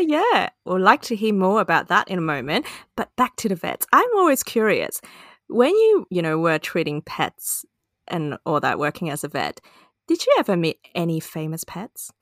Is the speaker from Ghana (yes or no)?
no; Hong Kong; moved away; my childhood growing up. in Hong Kong